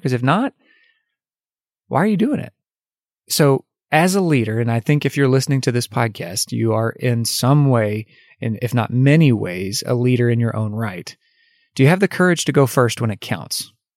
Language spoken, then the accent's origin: English; United States; as an American. We have so much freedom in our country